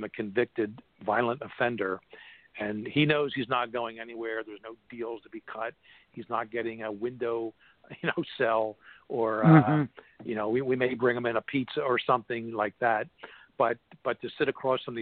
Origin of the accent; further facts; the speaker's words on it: Philadelphia, Pennsylvania, United States; my hometown of Philadelphia